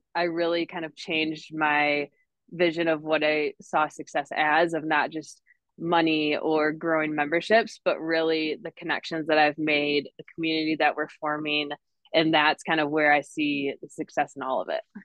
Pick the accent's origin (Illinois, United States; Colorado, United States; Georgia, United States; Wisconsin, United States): Wisconsin, United States; northern; moved away as an adult; now in Denver, United States; I'm originally from Wisconsin, way up in the northern part. Grew up on the lake, love the lake life.